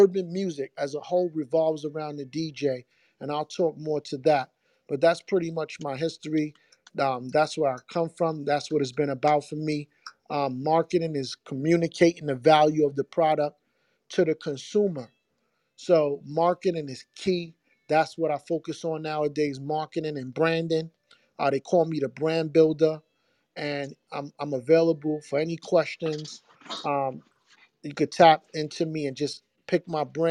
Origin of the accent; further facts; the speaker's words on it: New York City, New York, United States; also born or lived in Brooklyn; I'm from the Bronx, raised in the Bronx, born in Brooklyn